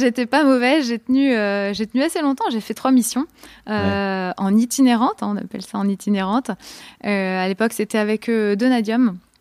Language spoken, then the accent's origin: French; a small town near Tours, Centre-Val de Loire, France; moved away; je viens d'une petite ville à côté de la petite ville de Tours